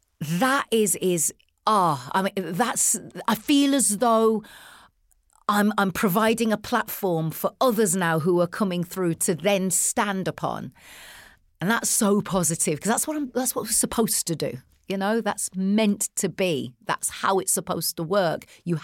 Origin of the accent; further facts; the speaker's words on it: United Kingdom; The thing that we had in common is our age, you know, and obviously being British.